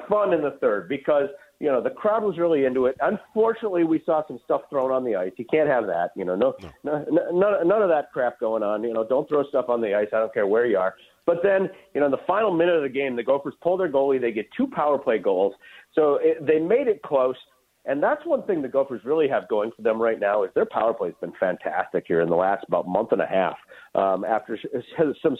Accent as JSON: {"language": "English", "town": "Warroad", "region": "Minnesota", "country": "United States", "tie": "born or raised there", "said": "Warroad, my hometown"}